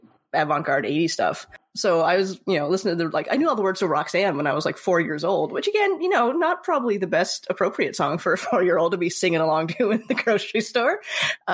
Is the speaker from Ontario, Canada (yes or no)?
no; Nova Scotia, Canada; now in Vancouver, Canada; I'm originally from Nova Scotia. I've been in Vancouver for 10 years